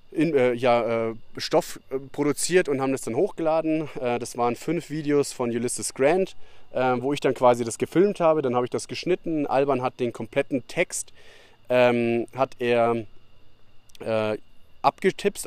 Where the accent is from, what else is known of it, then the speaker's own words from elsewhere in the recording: Bavaria, Germany; moved away; Das hast du bei uns in Bayern, dass du in ein Dorf oder sowas irgendwo lang gehst und dann geht man 20 Meter aufeinander zu, dann sagt man halt Servus